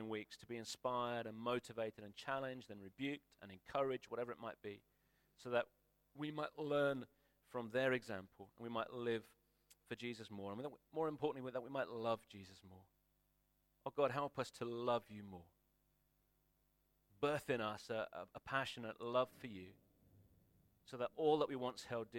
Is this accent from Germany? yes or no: no; United Kingdom